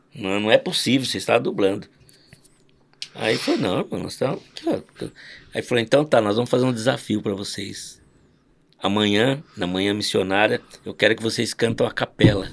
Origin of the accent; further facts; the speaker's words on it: Londrina, Paraná, Brazil; sou de Londrina